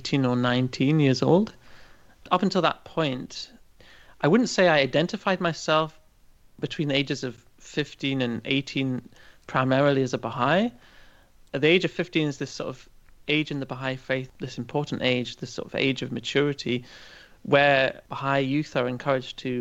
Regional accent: Aberdeenshire, Scotland, United Kingdom; moved away as an adult; also born or lived in Chester, England / Liverpool; now in Germany; grew up in a very rural part of an area of Scotland called Aberdeenshire.

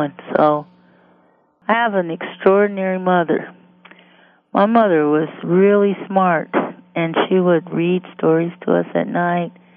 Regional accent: Detroit, Michigan, United States; grew up in Detroit, Michigan, and I was born in 1950

